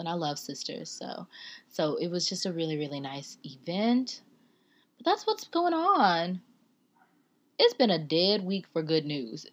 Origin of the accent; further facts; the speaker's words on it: the South, United States; I'm from the South.